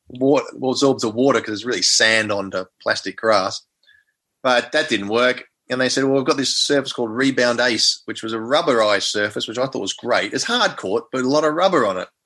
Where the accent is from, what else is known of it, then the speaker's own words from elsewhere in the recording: Melbourne, Victoria, Australia; I was from Melbourne